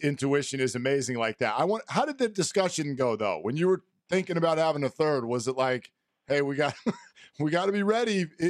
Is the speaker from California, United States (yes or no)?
yes; the Bay Area, California, United States; I grew up in the Bay